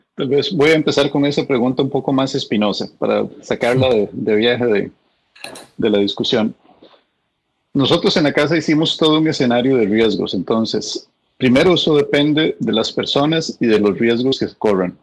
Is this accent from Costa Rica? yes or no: yes; Costa Rica; now in United States